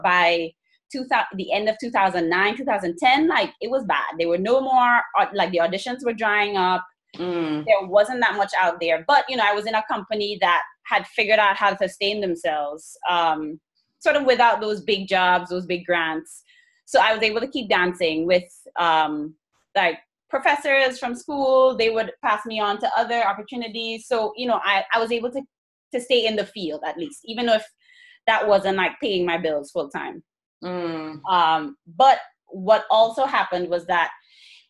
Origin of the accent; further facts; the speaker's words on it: Barataria, Trinidad & Tobago; now in Brooklyn, United States; I'm from Trinidad and Tobago. I was raised in a small town neighborhood called Barataria